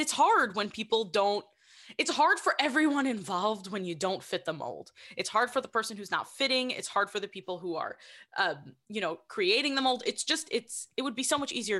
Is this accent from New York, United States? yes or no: yes; New York City, New York, United States; I'm from Queens